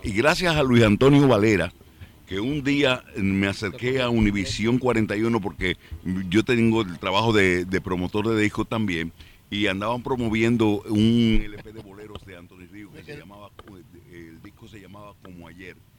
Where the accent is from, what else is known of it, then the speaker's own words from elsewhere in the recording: Jarabacoa, La Vega, Dominican Republic; moved away as an adult; now in New York, United States; yo nací en el punto turístico que en ese tiempo no lo era de los más importantes de República Dominicana y único porque es Jarabacoa